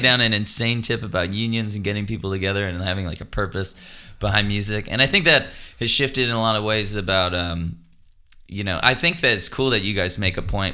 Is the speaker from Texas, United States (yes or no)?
yes; Austin, Texas, United States; growing up in Austin